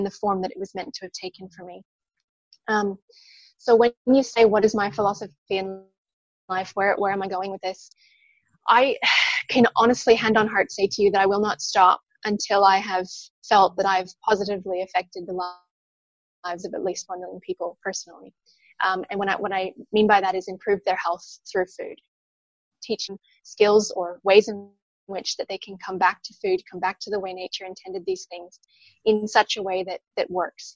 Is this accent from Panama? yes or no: no; Penticton, British Columbia, Canada; now in Sunshine Coast, Australia; I'm from a wonderful little town called Penticton, which is in British Columbia on the west coast of Canada